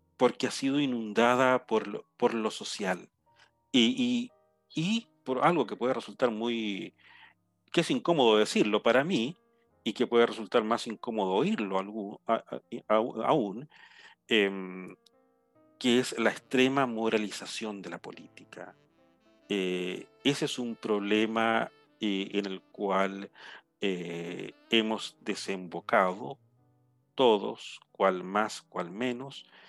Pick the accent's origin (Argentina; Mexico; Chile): Chile; moved away; yo en este momento estoy en mi, en mi lugar natal, en mi pueblo, un área eh, rural, completamente rural.